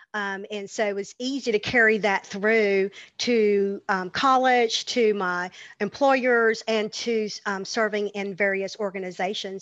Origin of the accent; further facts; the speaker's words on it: the South, United States; growing up in the South, growing up in church